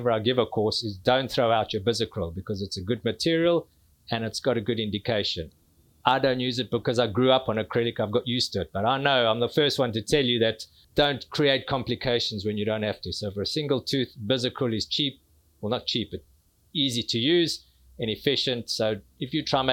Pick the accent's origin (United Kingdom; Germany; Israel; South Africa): South Africa; accent: South African; moved away as an adult; also born or lived in New Orleans, United States; You'll hear from my accent, South African. So I did my dentistry in South Africa, worked for about 4 years